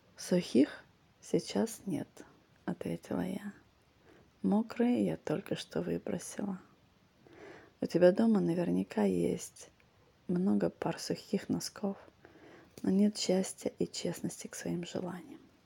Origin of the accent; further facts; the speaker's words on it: Vladivostok, Primorsky Krai, Russia; moved away; also born or lived in Singapore; те, кто тут вырос, для наших ног это нормально